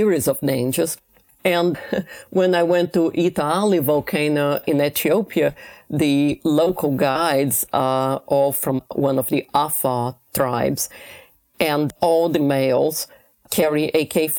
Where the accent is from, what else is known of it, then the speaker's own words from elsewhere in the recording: Rio de Janeiro, Brazil; moved away; I grew up in Rio de Janeiro, right by the famous Ipanema beach.